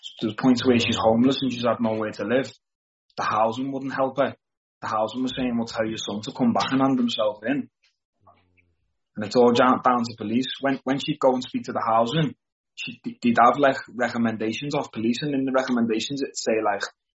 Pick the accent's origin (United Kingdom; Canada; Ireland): United Kingdom; Liverpool, North West England; I was from Toxteth.